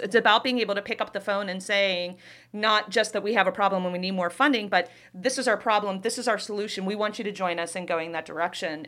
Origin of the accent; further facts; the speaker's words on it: Youngstown, Ohio, United States; moved away as an adult; now in Davenport, United States; I'm originally from Youngstown, Ohio